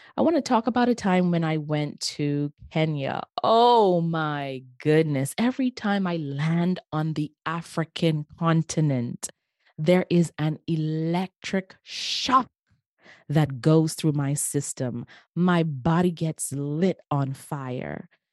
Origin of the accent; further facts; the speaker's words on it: Bahamas; in my hometown, the where I grew up, in the beautiful islands of the Bahamas.